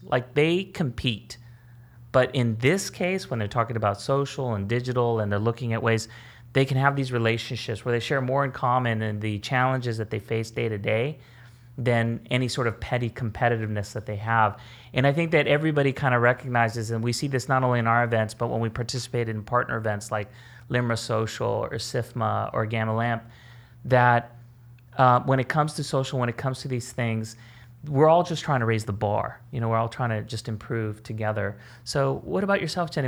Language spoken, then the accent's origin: English; California, United States; born or raised there